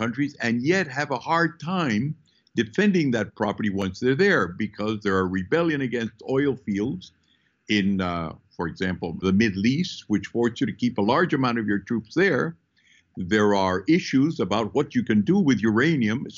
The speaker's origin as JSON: {"language": "English", "country": "Peru", "tie": "born or raised there", "said": "I was born in Peru."}